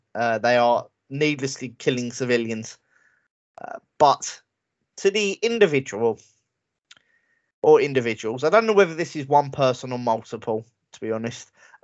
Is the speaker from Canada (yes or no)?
no; England, United Kingdom; I'm English, all right? I'm British.